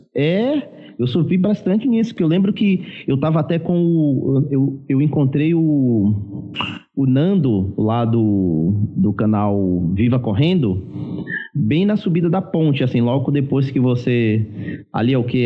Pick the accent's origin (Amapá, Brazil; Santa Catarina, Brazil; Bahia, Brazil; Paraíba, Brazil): Bahia, Brazil; eu sou baiano